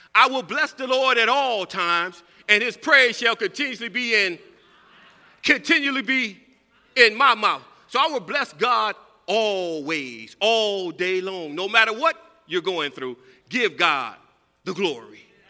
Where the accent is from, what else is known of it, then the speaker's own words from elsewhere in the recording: California, United States; moved away; I'm from California